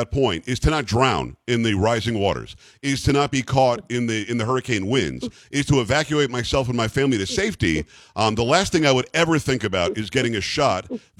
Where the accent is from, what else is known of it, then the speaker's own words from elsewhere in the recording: South Florida, United States; moved away; I grew up in South Florida.